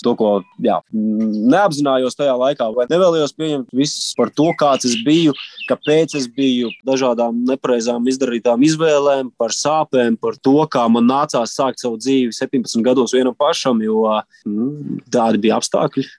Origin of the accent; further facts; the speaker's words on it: Latvia; mēs esam divi latvieši